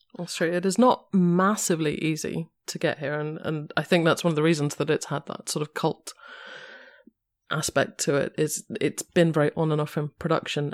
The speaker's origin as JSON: {"language": "English", "region": "London", "country": "United Kingdom", "said": "I am a Londoner"}